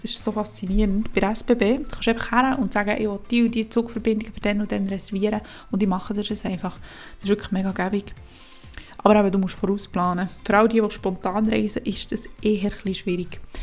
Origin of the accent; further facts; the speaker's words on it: Switzerland; bei uns in der Schweiz